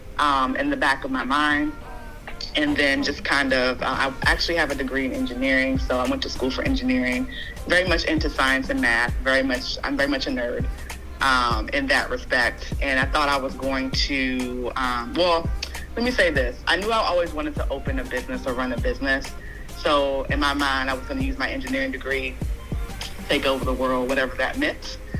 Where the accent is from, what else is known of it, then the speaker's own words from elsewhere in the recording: Maryland, United States; I'm from Maryland